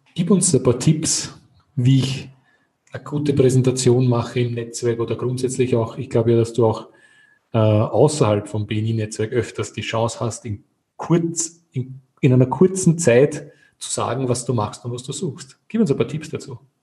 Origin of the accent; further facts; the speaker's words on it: Austria; als Österreicher